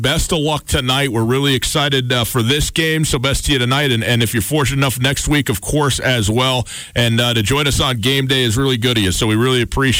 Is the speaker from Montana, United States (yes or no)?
yes; Butte, Montana, United States; You know, growing up in Butte, Butte's such an historic town, and it has such a long and interesting and complex history and such a unique identity, in the country and in the state of Montana as well.